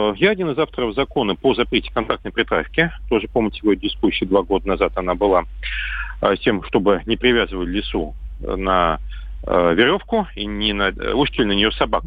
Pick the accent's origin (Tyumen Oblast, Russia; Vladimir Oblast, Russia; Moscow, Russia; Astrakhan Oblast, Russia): Astrakhan Oblast, Russia; Astrakhan; моего родного города Астрахани